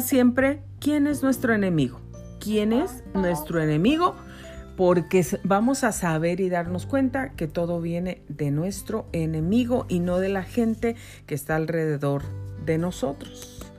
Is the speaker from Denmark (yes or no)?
no; Mexico; now in United States; yo soy yo nací en México, yo soy mexicana, soy ciudadana americana naturalizada, pero yo nací en México